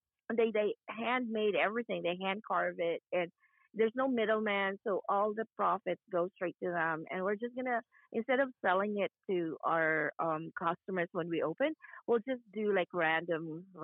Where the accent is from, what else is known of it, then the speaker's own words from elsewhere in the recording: Bicol Region, Philippines; now in Atlanta, United States; I'm from Bicol